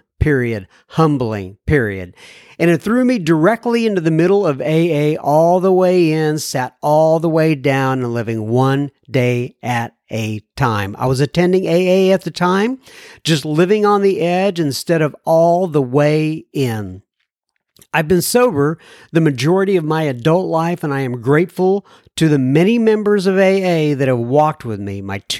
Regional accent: Wichita, Kansas, United States; I'm originally from Wichita, Kansas.

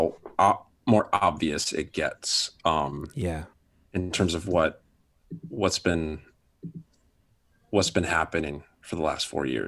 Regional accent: Michigan, United States; moved away as an adult; also born or lived in Seattle; now in Ottawa, Canada; I'm a Michigander from Michigan. Okay. Yeah, I loved living in Michigan. Lived in Michigan until I was about 20

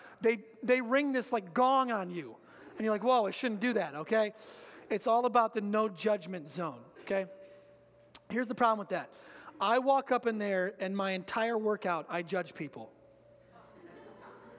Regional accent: Muskegon, Michigan, United States; also born or lived in Grand Haven, Michigan; I used to be in Grand Haven, and they used to ask me, where are you from? I'd say Muskegon

